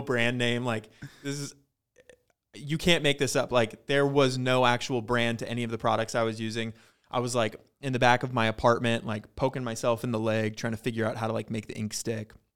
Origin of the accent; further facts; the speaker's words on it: Ellensburg, Washington, United States; growing up in Ellensburg, and it's a really tiny town